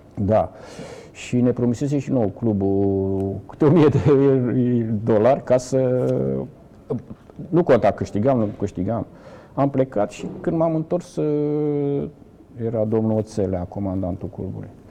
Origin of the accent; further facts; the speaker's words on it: Galați, Galați County, Romania; moved away as an adult; also born or lived in Brăila / Bucharest; dar după un an de zile ne-am întors pentru că toate neamurile și tot ce... Toți gălățeni